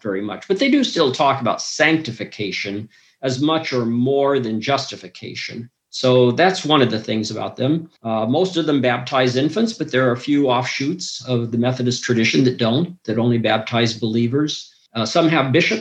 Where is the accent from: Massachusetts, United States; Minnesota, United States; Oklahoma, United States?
Minnesota, United States; I grew up in Minnesota, and there were at least 20 varieties of Lutherans around Minnesota